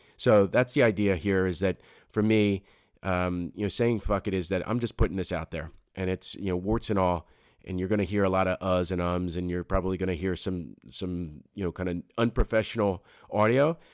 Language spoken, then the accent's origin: English; Philadelphia, Pennsylvania, United States; moved away as an adult; now in New Jersey, United States; I grew up, I grew up in Philadelphia